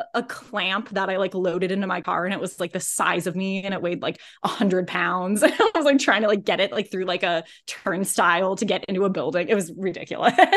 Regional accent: Indianapolis, Indiana, United States; moved away as an adult; also born or lived in Los Angeles; I grew up in Indianapolis.

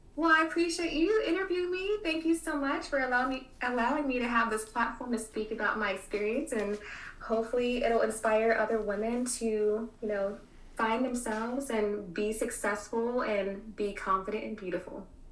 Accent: Kansas City, United States; also born or lived in Miami; now in Texas, United States; coming from the Midwest, I was born in Kansas City

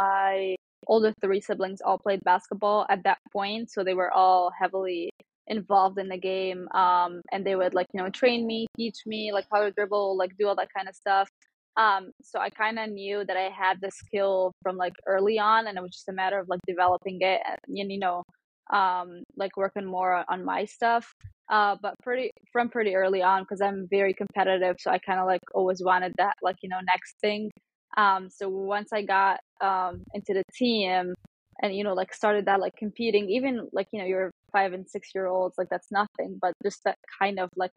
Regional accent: Cairo, Cairo Governorate, Egypt; also born or lived in New York; Yeah, so I am born and raised in Cairo. I lived in Cairo my whole life.

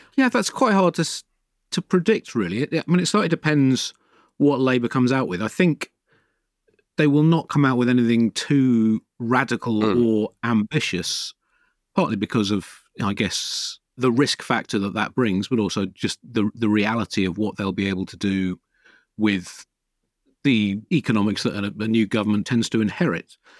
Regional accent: Tunbridge Wells, South East England, United Kingdom; My parents always got the Telegraph when I was a kid growing up in Tunbridge Wells

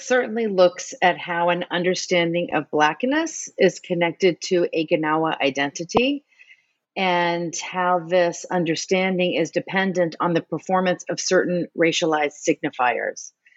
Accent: New Orleans, Louisiana, United States; now in Boston, United States; I grew up in New Orleans

